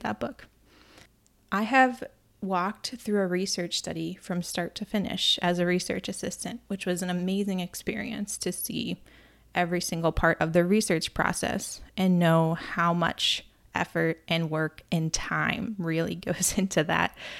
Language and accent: English; near Cape Cod, Massachusetts, United States; I grew up near Cape Cod